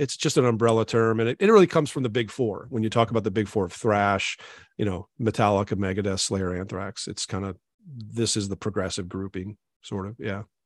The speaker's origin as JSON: {"language": "English", "town": "Maquoketa", "region": "Iowa", "country": "United States", "tie": "born or raised there", "said": "I grew up in Iowa, so there was, of course, I lived in a little town called Macokota"}